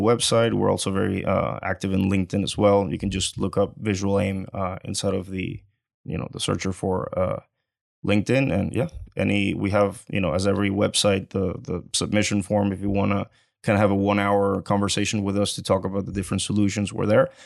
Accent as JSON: {"language": "English", "country": "Venezuela", "moved": "as an adult", "lives_now": "Houston, United States", "said": "I'm originally from Venezuela, and I came to Houston, uh, in the year two thousand and eleven just to go to school."}